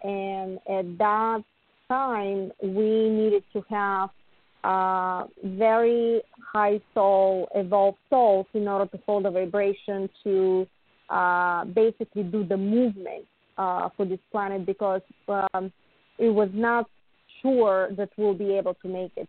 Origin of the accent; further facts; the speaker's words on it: Bulgaria; now in United States; I was born in Bulgaria